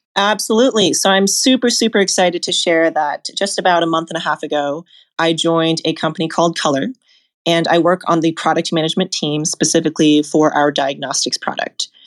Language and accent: English; Seattle, Washington, United States; I grew up in Seattle